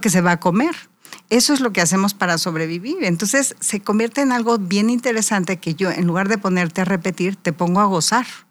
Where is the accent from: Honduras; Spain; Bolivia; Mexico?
Mexico; Querétaro; otomí, nuestra lengua natal de Querétaro